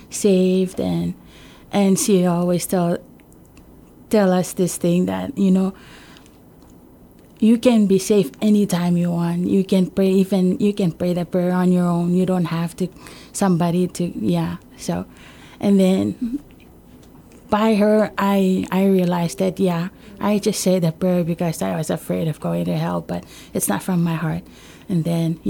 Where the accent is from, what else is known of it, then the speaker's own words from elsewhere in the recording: Ulithi, Yap, Micronesia; I grew up in Ulithi and also in a Catholic church.